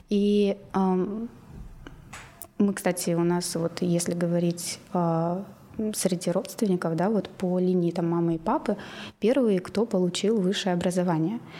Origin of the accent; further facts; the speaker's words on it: Ridder, East Kazakhstan Region, Kazakhstan; moved away as an adult; also born or lived in Tomsk / Tyumen; now in Moscow, Russia; я из Казахстана из маленького города, Ридер он сейчас называется, а, по фамилии основателя, а раньше был Лениногорск в советские времена. А, всего 50-60 тысяч населения. И я там выросла